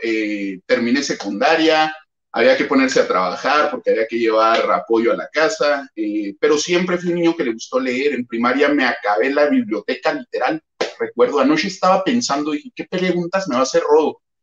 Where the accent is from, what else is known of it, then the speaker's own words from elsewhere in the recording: Chihuahua, Mexico; soy de Chihuahua